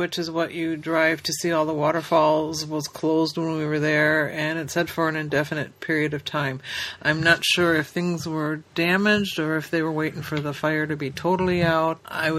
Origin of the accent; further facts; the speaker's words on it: Midwest, United States; as a Midwesterner I had never even heard of till we came out here the first time